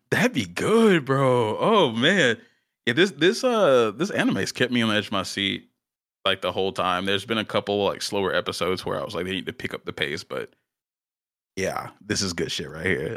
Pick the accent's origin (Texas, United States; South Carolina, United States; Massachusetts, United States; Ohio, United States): South Carolina, United States; still in South Carolina, uh, my home state